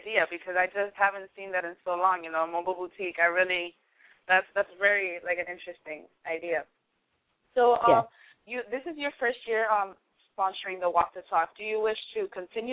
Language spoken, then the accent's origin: English; Miami, Florida, United States; now in Los Angeles, United States; I'm from Miami